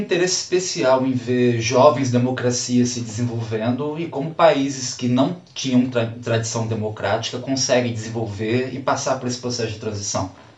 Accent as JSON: {"language": "Portuguese", "country": "Brazil", "said": "enquanto brasileiro"}